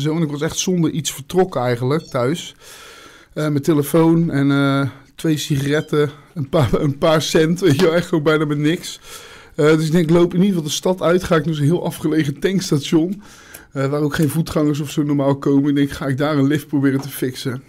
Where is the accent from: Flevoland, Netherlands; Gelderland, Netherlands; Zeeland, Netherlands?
Zeeland, Netherlands; ik ben een Zeeuw, ik kom niet graag Zeeland uit